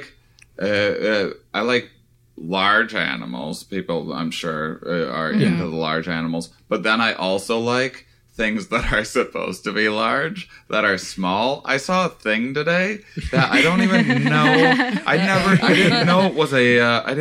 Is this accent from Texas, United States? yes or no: no; Wisconsin, United States; moved away; I'm from Wisconsin originally